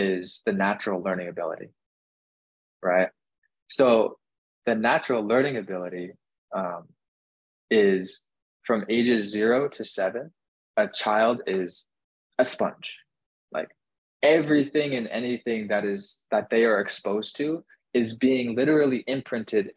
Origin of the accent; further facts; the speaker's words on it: Northwest Canada, Canada; moved away as an adult; now in Miami, United States; I grew up in Northwest Canada